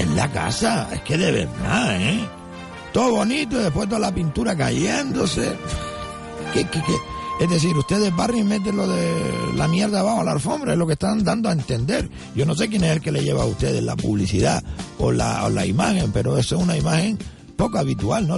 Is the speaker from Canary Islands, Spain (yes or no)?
yes; Gran Canaria, Canary Islands, Spain; somos de la isla de Gran Canaria